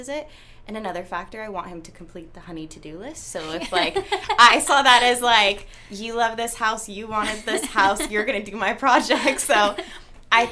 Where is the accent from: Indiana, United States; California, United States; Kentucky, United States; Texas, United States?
California, United States; Vacaville; I'm from Vacaville